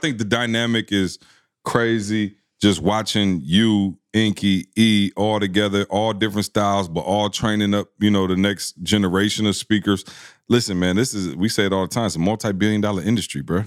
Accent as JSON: {"language": "English", "town": "Lansing", "region": "Michigan", "country": "United States", "said": "I'm from Lansing, Michigan"}